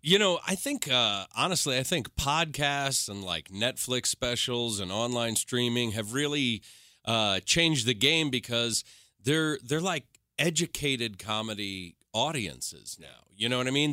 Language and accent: English; New York, United States; moved away as an adult; now in Los Angeles, United States; I moved from New York, man, and I, and when I got to L A, I was one of those guys that was like, uh, "Oh, no, you know, I'm a New Yorker